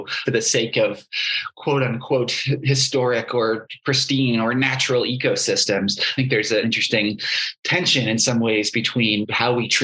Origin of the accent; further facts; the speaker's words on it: New York City suburbs, United States; I grew up in the New York City suburbs